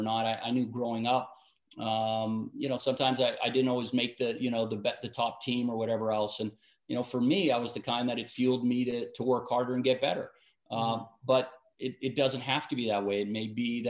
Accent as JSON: {"language": "English", "town": "Vancouver", "region": "British Columbia", "country": "Canada", "tie": "born or raised there", "also_born_or_lived": "Richmond, British Columbia", "moved": "yes", "said": "I grew up in Vancouver, British Columbia"}